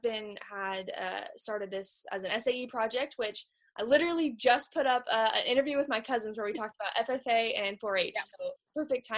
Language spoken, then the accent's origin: English; California, United States; now in Texas, United States; growing up in California, we have lots of Angus cattle and Hereford cattle